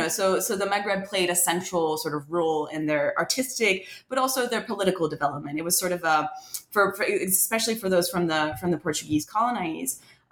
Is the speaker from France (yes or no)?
yes; France; moved away as an adult; now in United States; I was born in France I wasn't born in France, but I was raised in France and spent most of my life in France until I came to the US for college.